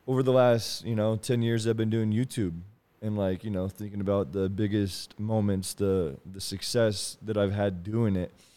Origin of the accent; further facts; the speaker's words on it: Kansas City, Missouri, United States; I'm from Kansas City